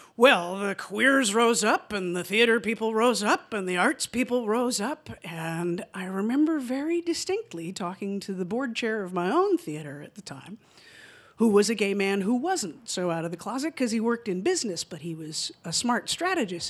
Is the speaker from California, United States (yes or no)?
yes; Santa Monica, California, United States; moved away as an adult; also born or lived in Atlanta, Georgia; I moved to Atlanta from my hometown in Santa Monica, which is just outside of Los Angeles in California.